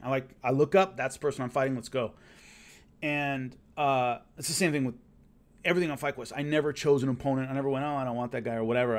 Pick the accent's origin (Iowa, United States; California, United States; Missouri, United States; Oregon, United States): California, United States; Southern; where I grew up and where I was from